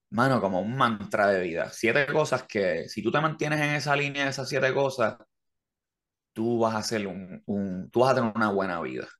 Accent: Levittown, Toa Baja, Puerto Rico; now in Carolina, Puerto Rico; yo me crié en Levitown

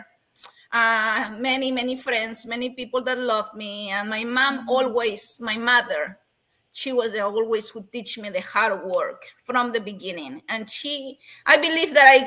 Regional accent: Peru; English is a second language; moved away; growing up in Peru was was beautiful, but at the same time was a little difficult

